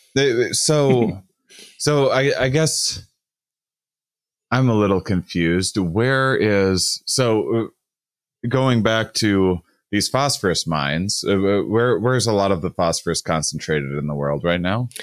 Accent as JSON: {"language": "English", "region": "Wisconsin", "country": "United States", "tie": "born or raised there", "said": "I was raised on the Mississippi in, in Wisconsin"}